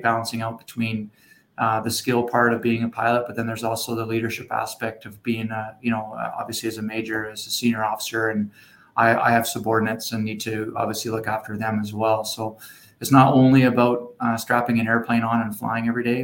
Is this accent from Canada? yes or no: yes; Edmonton, Alberta, Canada; now in Moose Jaw, Canada; I grew up in Edmonton